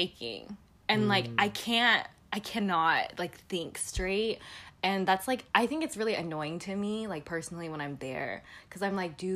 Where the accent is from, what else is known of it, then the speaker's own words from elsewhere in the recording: United States; also born or lived in Busan, South Korea; I know I'm Korean American, but I think I'm very, very Americanized in the way I grew up